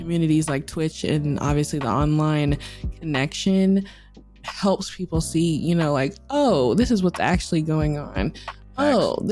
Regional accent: United States; I'm American because I'm not from Africa

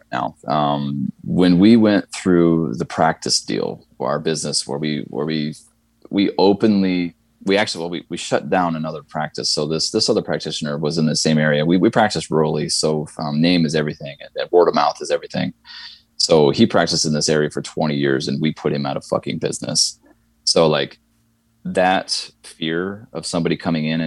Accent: Midwest, United States; moved away as an adult; now in the South, United States; I grew up in the Midwest and I'm in the South now.

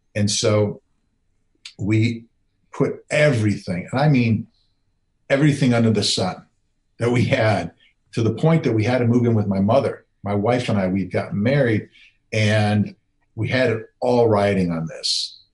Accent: Wisconsin, United States; I grew up in Wisconsin

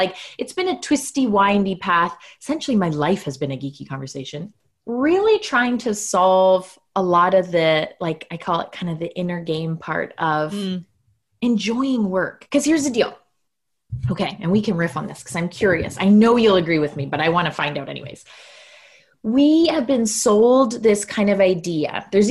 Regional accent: Canada; So yes, I am Canadian. I live in small town Canada, like full on postcard small town Canada at the moment.

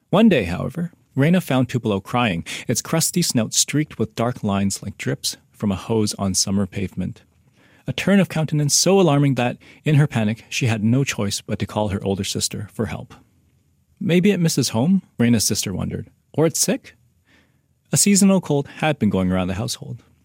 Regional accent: Vancouver, British Columbia, Canada; moved away as an adult; also born or lived in Halifax; I grew up in Vancouver when I was a kid

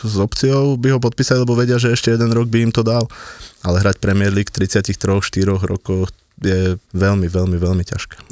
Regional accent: Kotrčná Lúčka, Žilina Region, Slovakia; ja som chalan z Kotrčnej Lučky

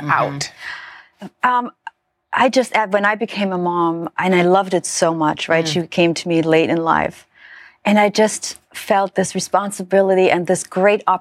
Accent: Germany; Well, so I grew up in Germany, right, in a very very very small village

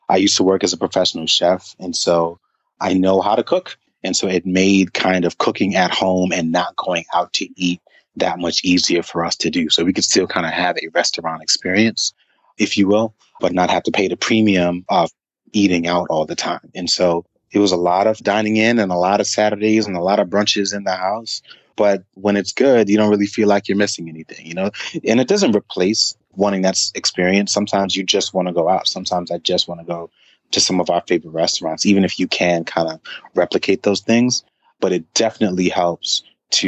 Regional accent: New York City, New York, United States; now in Atlanta, United States; I'm from Brooklyn

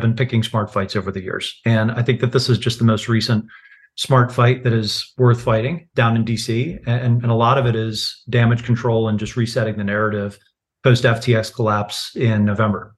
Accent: United States; I'm an American

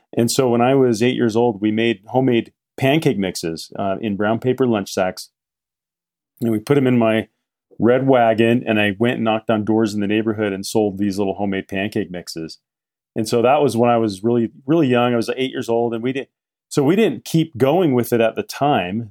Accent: Salt Lake City, Utah, United States; also born or lived in Midway, Utah / Park City, Utah; I grew up in Salt Lake City

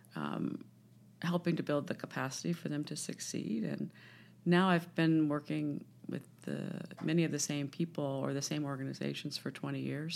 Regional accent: Washington, District of Columbia, United States; I grew up in Washington D.C.

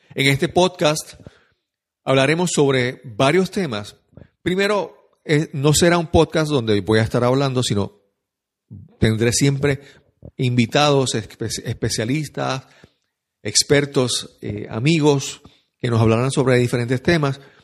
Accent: San Juan, Puerto Rico; soy de San Juan de Puerto Rico

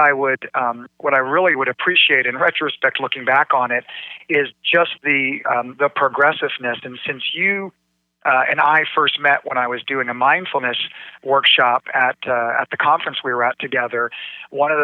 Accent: Greenwich, Connecticut, United States; moved away as an adult; now in Dallas, United States; I grew up in Greenwich, Connecticut, about 45 minutes outside of New York City.

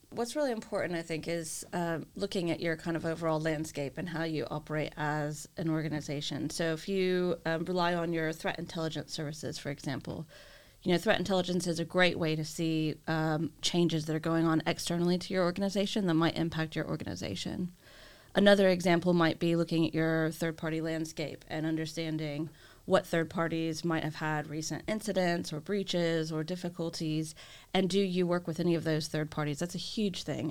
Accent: United States; being the American that I am

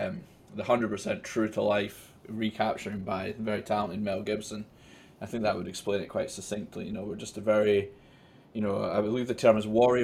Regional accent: Scotland, United Kingdom; Being Scottish is tremendous.

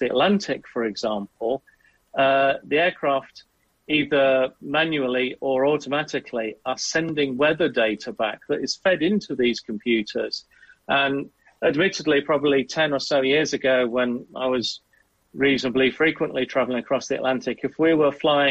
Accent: Southwest Wales, United Kingdom; I grew up in Southwest Wales

